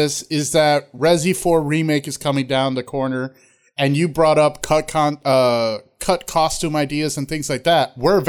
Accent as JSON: {"language": "English", "country": "United States", "said": "I'm American."}